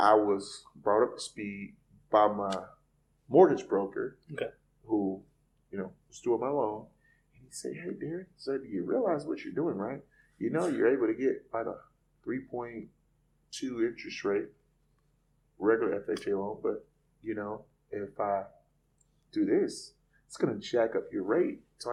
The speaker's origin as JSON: {"language": "English", "town": "Lake Wales", "region": "Florida", "country": "United States", "tie": "born or raised there", "moved": "as an adult", "lives_now": "Jacksonville, United States", "said": "I'm from a little small country town called Lake Wells, Florida"}